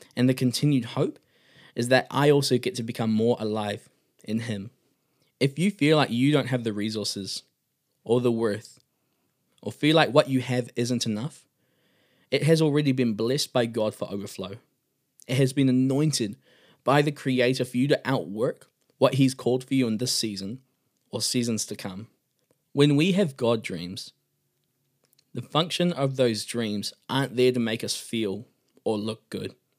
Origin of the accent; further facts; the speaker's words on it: Auckland, New Zealand; I come from Auckland, New Zealand